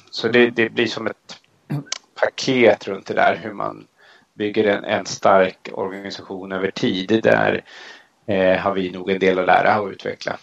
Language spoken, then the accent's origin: Swedish; Järfälla, Stockholm County, Sweden; där jag växte upp i Järfälla norr om Stockholm